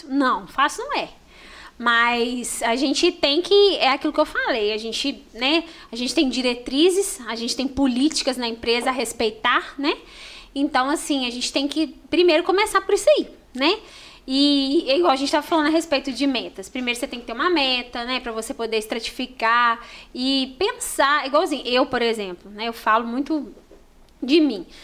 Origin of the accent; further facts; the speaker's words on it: Cataguases, Minas Gerais, Brazil; nós somos de, de Cataguases.